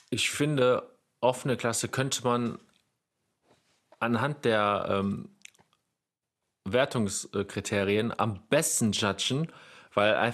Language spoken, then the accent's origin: German; Netherlands; Und als Niederländer nehme ich mir auch noch mit den Wesley Wizards.